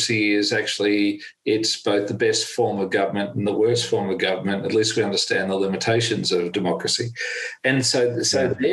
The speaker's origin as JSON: {"language": "English", "country": "Australia", "said": "as an Australian"}